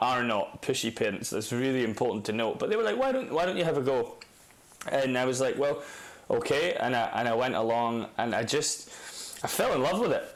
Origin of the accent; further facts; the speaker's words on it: Dundee, Scotland, United Kingdom; also born or lived in Carnoustie; I grew up around Carnoustie and Dundee in Scotland, northeast Scotland